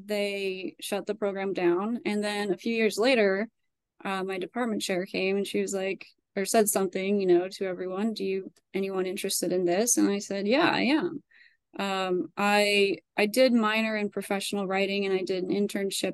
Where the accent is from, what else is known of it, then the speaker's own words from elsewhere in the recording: Idaho, United States; now in Reston, United States; I'm from Idaho, but I have lived in Reston, Virginia for 20 some years.